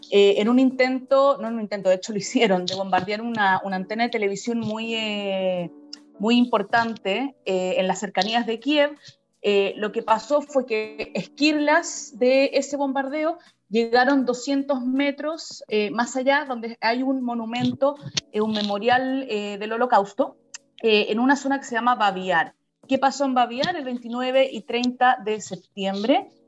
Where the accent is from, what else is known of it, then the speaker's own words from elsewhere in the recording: Chile; qué hemos visto nosotros como chilenos en Israel